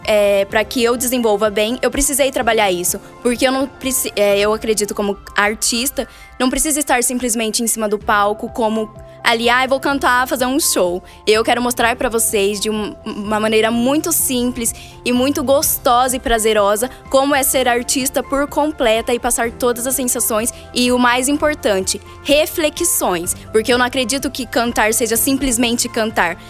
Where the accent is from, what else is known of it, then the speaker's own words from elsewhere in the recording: Cafelândia, São Paulo, Brazil; eu sou nascida em Cafelândia